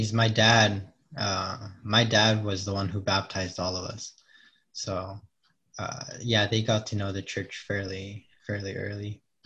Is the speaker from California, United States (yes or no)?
yes; Fillmore, California, United States; I grew up in Fillmore